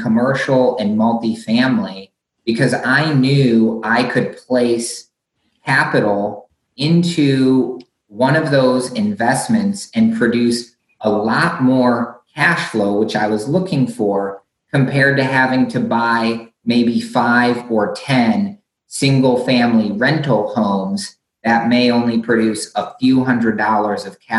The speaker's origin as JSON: {"language": "English", "region": "Michigan", "country": "United States", "tie": "born or raised there", "said": "where I grew up in Michigan"}